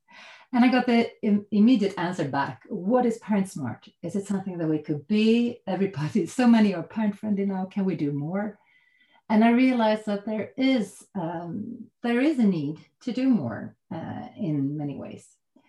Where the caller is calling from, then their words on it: Täby, Stockholm County, Sweden; I'm calling in from Täby outside Stockholm from my home office here right now.